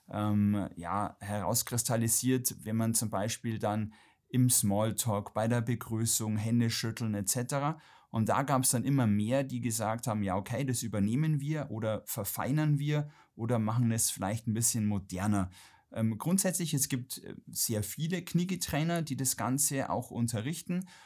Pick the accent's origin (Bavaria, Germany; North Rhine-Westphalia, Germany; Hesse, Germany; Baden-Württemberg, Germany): Bavaria, Germany; Ingolstadt; Baujahr 80. Ähm, ich komme gebürtig aus Ingolstadt, äh, bin leider von meinen Eltern etwas zu Hochdeutsch erzogen worden